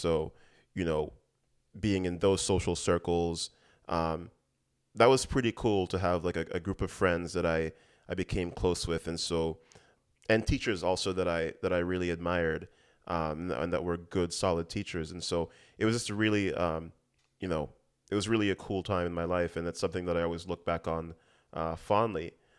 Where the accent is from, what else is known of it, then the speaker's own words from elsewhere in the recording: U.S. Virgin Islands; You know, growing up in the Virgin Islands, we sort of had a built-in social circle in that.